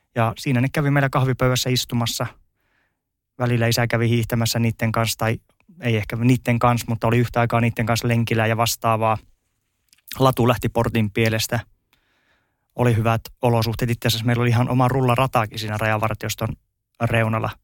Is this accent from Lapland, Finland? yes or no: yes; Ylitornio, Lapland, Finland; accent: Tornio dialect; moved away as an adult; also born or lived in Rovaniemi / Lahti; now in Päijät-Häme, Finland; Elämän ensimmäistä 23 vuotta meni Ylitorniolla, sitten 10 vuotta Rovaniemellä ja sen jälkeen päijät hämheessä